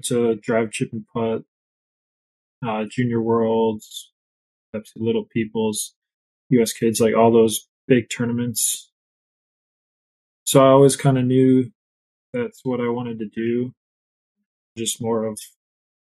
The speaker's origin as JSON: {"language": "English", "region": "Wisconsin", "country": "United States", "tie": "born or raised there", "also_born_or_lived": "St. Louis, Missouri", "said": "I grew up in St. Louis, and I think when I was and either in kindergarten or first age, we moved up here to Wisconsin"}